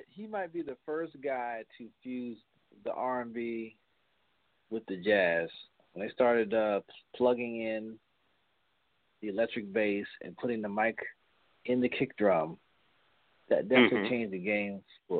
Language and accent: English; Westchester County, New York, United States; We grew up in Westchester County, and used to go down to the city a lot